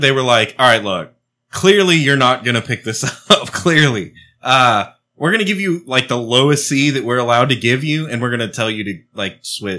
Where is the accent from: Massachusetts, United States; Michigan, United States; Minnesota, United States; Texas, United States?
Texas, United States; I grew up in Texas where like people speak Spanish all the time.